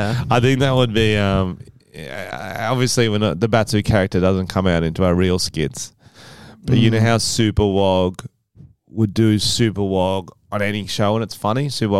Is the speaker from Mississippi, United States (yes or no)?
yes; Mississippi, United States; My accent's changed a little bit, but I'm a little Mississippi Southern Belle.